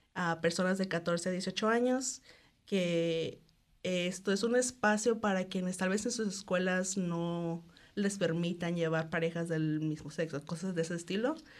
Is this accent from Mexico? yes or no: yes; Cancún, Quintana Roo, Mexico; moved away as an adult; also born or lived in Guadalajara, Mexico; now in New Zealand; soy de Cancún, aunque estudié en Guadalajara y viví ahí por cuatro años